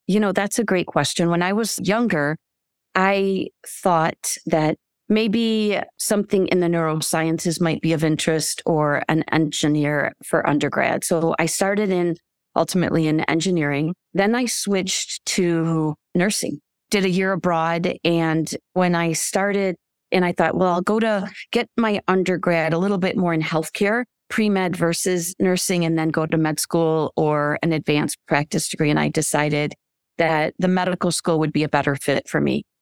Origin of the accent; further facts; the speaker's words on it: Michigan, United States; moved away as an adult; also born or lived in Chicago / Saint Louis; I was, uh, born and raised in Michigan